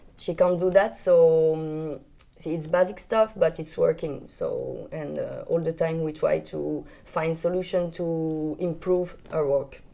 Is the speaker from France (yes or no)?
yes; France; English is a second language; I come from France.